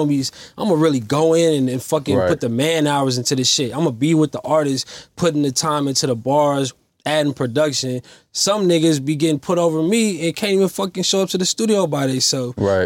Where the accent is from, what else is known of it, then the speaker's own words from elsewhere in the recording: West Coast, United States; I'm from the West Coast